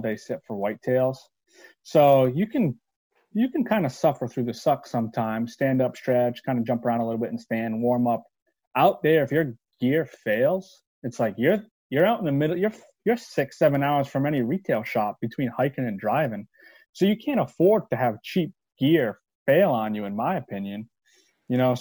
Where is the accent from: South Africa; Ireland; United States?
United States; East Coast; I'm from East Coast. I'm a newbie.